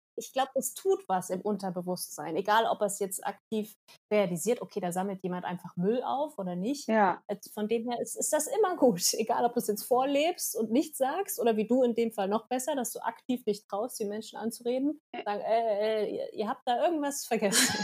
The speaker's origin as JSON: {"language": "German", "country": "Germany", "said": "wir kommen aus Deutschland"}